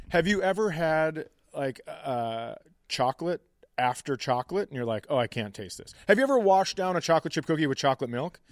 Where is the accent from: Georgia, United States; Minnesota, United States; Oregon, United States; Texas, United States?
Minnesota, United States; just being a Minnesotan, lifelong Minnesotan